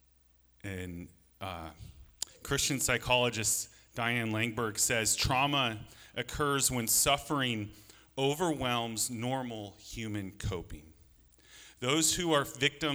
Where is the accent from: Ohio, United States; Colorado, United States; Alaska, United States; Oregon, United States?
Alaska, United States; I grew up in Alaska